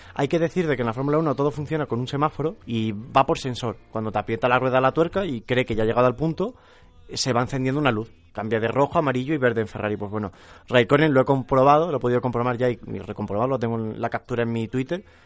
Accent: Arroyo de la Luz, Extremadura, Spain; moved away; Es el Día de la Luz en mi pueblo

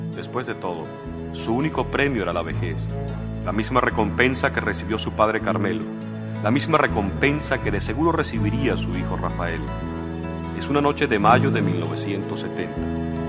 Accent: Caracas, Capital District, Venezuela; also born or lived in Mexico; desde que llegué, llegué a Caracas. Y yo lo que soy es caraqueño

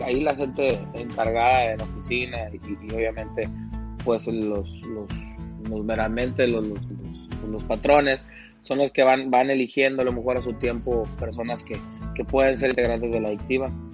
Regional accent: Mazatlán, Sinaloa, Mexico; soy de Mazatlán, he visto lo que la adictiva ha hecho durante todos estos años

